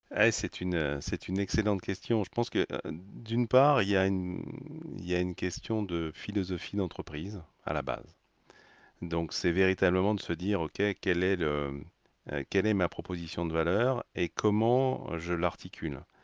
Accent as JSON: {"language": "French", "country": "France", "said": "en tant que Français"}